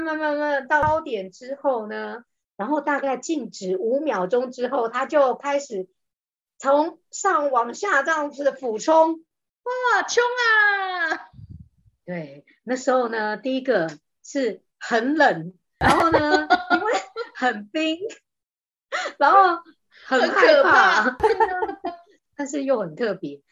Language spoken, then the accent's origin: Chinese; Taiwan; 我们台湾人